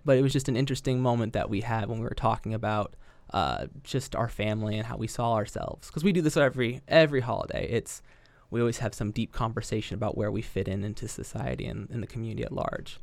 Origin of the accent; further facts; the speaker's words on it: Yellow Springs, Ohio, United States; I grew up in Yellow Springs